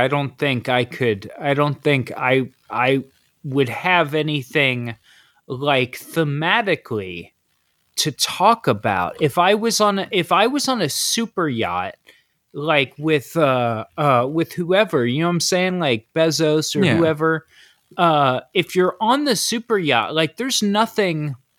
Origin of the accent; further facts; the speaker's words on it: Ohio, United States; I listened to … because I grew up in Ohio.